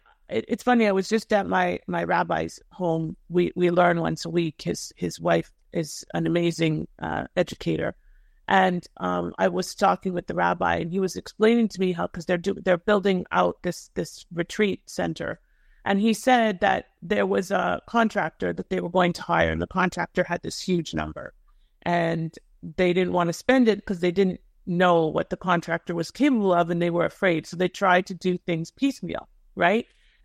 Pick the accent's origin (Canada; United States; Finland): Canada; Thornhill, Ontario; I'm a Toronto girl, you know. {S0} Yeah. {S1} I grew up in Thornhill.